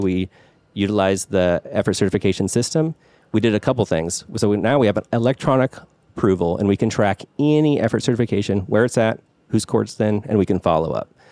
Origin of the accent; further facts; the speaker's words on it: Pullman, Washington, United States; I grew up in the Pullman area. That's where a W S U is in Washington.